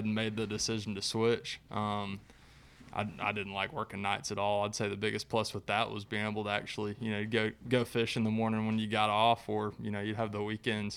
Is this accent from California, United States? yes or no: no; Chattanooga, Tennessee, United States; I grew up in Chattanooga, fishing like Lake Chickamauga over there for bass